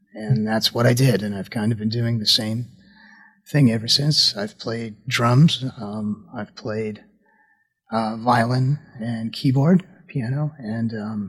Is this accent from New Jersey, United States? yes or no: yes; New Jersey, United States; Sure. I grew up in the Northeast. I'm from New Jersey in a small suburb of New York.